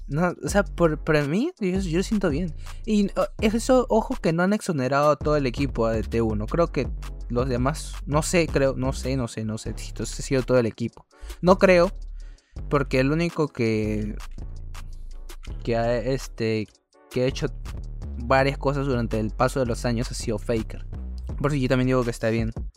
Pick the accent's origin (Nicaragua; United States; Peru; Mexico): Peru; nuestra querida patria